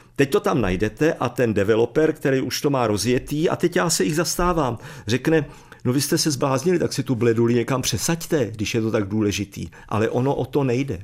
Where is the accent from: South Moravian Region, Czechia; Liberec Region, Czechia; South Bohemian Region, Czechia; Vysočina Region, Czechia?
South Bohemian Region, Czechia; Jindřichův Hradec; já jsem z Jindřichova Hradce